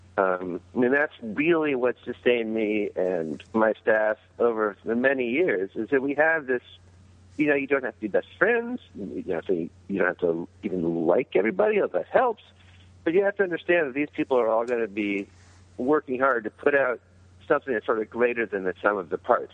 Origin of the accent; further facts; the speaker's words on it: Canada; I really, really am Canadian